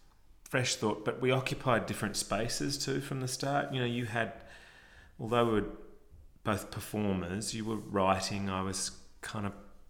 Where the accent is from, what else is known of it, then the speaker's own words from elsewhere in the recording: Melbourne, Victoria, Australia; I'm from Melbourne